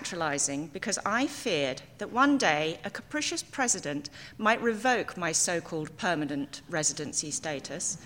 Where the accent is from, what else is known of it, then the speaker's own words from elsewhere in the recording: England, United Kingdom; moved away as an adult; now in United States; I am from England, a country in the United Kingdom of Great Britain and Northern Ireland. This means that I am English.